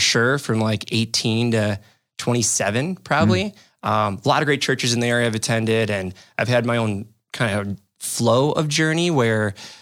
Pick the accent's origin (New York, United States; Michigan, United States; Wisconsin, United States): Wisconsin, United States; Waukesha; moved away as an adult; also born or lived in Whitewater, Wisconsin; now in De Pere, United States; I'm from Waukesha and I went to UW Whitewater for college and then moved up here to run a Cutco office